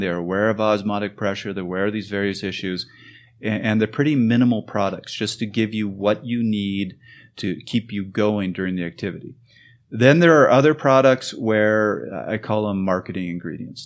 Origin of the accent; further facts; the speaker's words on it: Canada; moved away; I'm from Canada